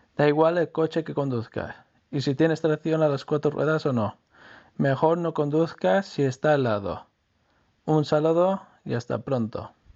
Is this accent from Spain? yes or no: yes; Mallorca, Balearic Islands, Spain; now in Norway; de Mallorca. Actualmente vivo en Noruega